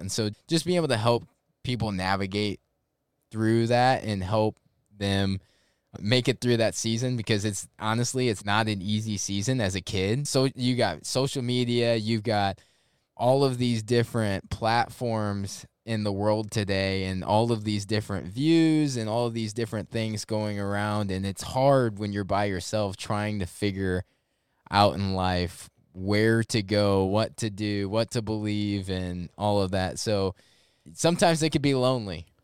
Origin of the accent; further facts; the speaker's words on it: St. Louis, Missouri, United States; moved away as an adult; now in Jacksonville, United States; I actually grew up in Saint Louis, Missouri. Grew up there, lived twenty-two years of my life